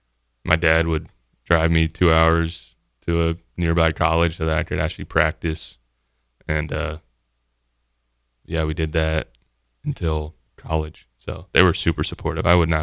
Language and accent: English; Columbus, Ohio, United States; From Ohio. Columbus, Ohio.